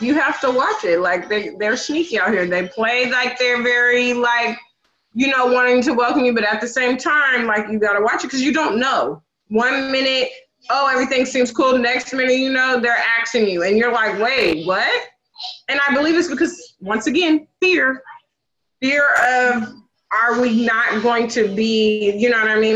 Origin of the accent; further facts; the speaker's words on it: the Northwest, Pacific Northwest, United States; I grew up in the Northwest.